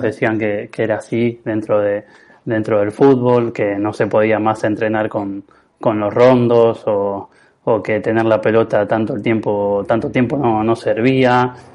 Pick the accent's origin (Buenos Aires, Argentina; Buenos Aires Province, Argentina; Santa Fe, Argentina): Santa Fe, Argentina; Rafaela area; jugué en, Liga Rafaelina, en, eh, casi semi-amateur en, el club de mi pueblo, pero jugué de los seis años hasta, hasta llegar a primera